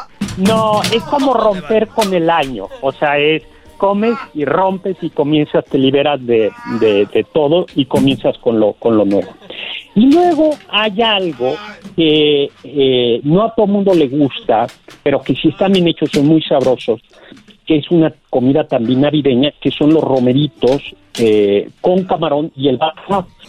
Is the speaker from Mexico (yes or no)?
yes; Mexico